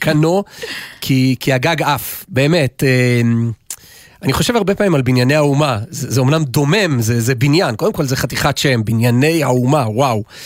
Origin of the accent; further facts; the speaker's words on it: Jerusalem, Jerusalem District, Israel; אנחנו ירושלמים